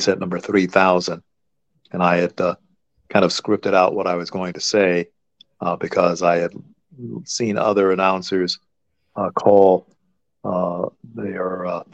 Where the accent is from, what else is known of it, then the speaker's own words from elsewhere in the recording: Los Angeles, California, United States; I grew up in Los Angeles